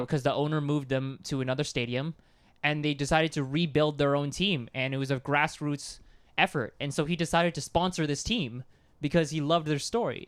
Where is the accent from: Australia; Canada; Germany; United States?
Canada; we're Canadian